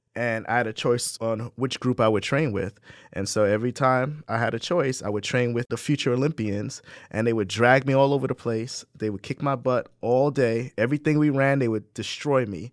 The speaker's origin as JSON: {"language": "English", "region": "Saint Croix", "country": "U.S. Virgin Islands", "tie": "born or raised there", "also_born_or_lived": "New Jersey", "moved": "yes", "lives_now": "Ithaca, United States", "said": "I grew up in the Virgin Islands on Saint Croix"}